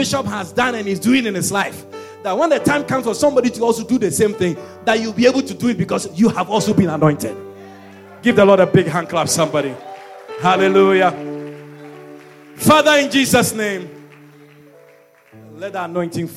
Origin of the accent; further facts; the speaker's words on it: Ashanti, Ghana; I'm an Ashanti man.